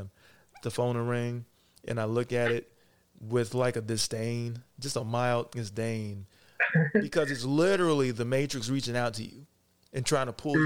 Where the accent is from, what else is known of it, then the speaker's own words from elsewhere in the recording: Kentucky, United States; also born or lived in Cincinnati, Ohio; So I was born in Cincinnati and then I was raised right across the river. So I was raised in Kentucky.